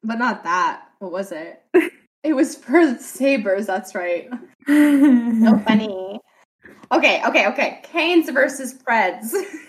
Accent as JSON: {"language": "English", "country": "Canada", "said": "And I'm Canadian."}